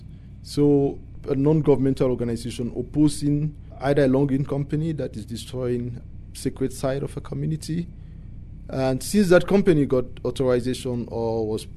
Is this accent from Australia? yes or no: no; Anglophone Cameroon, Cameroon; I was born and grew up from the English-speaking Cameroon, which was a minority